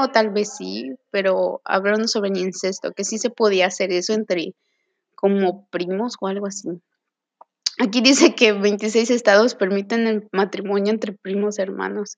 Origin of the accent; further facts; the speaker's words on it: Mérida, Yucatán, Mexico; soy de Mérida, Yucatán